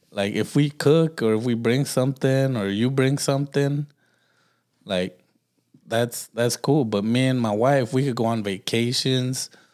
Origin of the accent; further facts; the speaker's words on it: Los Angeles, California, United States; moved away; I'm from Watts, bro.